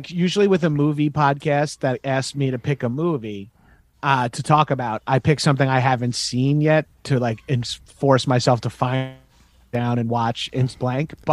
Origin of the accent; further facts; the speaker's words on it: Long Island, New York, United States; I'm from Long Island, New York.